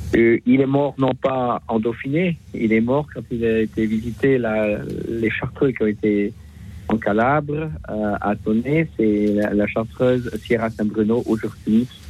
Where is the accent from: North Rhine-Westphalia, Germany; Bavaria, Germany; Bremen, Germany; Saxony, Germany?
Bavaria, Germany; Passau; now in Lyon, France; le pays où je suis né aussi, puisque moi je suis né à Passau